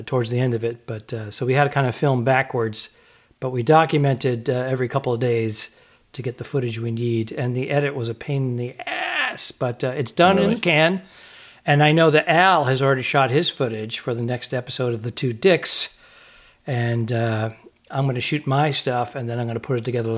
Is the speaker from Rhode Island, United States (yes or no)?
yes; Cranston, Rhode Island, United States; I was born and raised in the city of Cranston